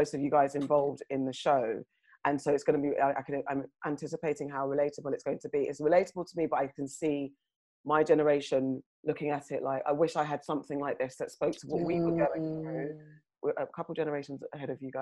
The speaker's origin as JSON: {"language": "English", "country": "United Kingdom", "said": "as British Africans"}